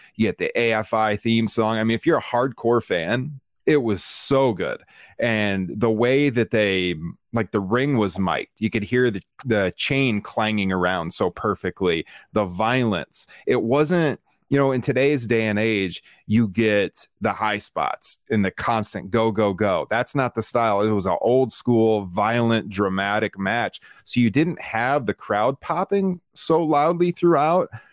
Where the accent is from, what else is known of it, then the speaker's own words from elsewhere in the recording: Iowa, United States; here in my hometown